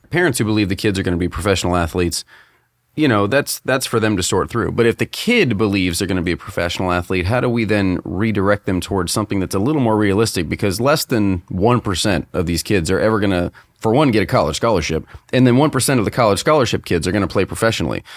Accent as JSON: {"language": "English", "town": "Tampa", "region": "Florida", "country": "United States", "tie": "born or raised there", "said": "we grew up in the Tampa Bay area"}